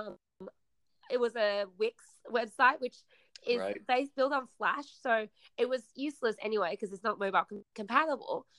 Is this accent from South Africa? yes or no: no; Australia; also born or lived in China; my parents and I, we immigrated from China to Australia when I was 8